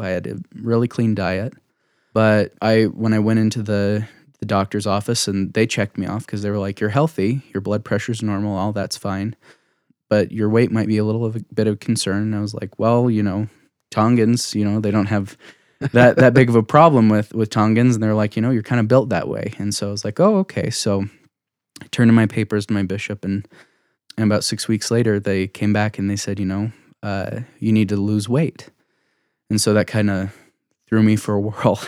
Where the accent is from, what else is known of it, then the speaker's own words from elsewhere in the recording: Saratoga Springs, Utah, United States; I grew up in, uh, you know, Utah County. I'm one of those Utah County Mormons.